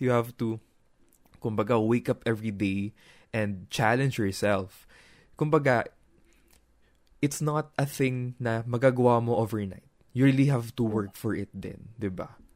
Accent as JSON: {"language": "Tagalog", "area": "Nueva Ecija", "region": "Central Luzon", "country": "Philippines", "said": "Ako taga Nueva Ecija, taga, doon ako sa gitna"}